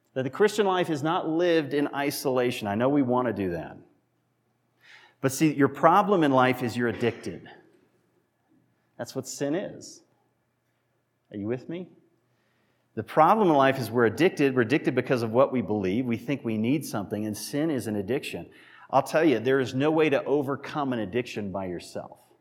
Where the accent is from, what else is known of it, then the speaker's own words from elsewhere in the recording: Massachusetts, United States; moved away; I was born in Massachusetts, raised in Massachusetts, lived there